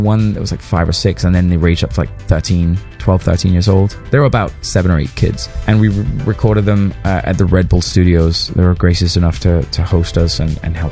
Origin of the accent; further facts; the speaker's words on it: Denmark; moved away; I'm from Denmark originally